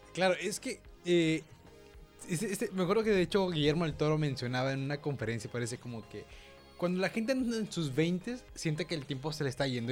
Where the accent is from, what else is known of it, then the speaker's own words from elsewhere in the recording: Monterrey, Nuevo León, Mexico; somos regios